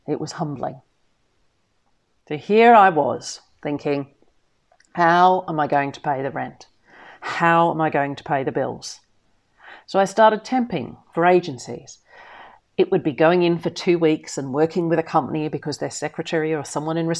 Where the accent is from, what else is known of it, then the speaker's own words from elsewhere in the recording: Melbourne, Victoria, Australia; moved away as an adult; now in United Kingdom; Melbourne's been my hometown since I was 10 years old. I'd done my secondary schooling there, I'd gone to university in Melbourne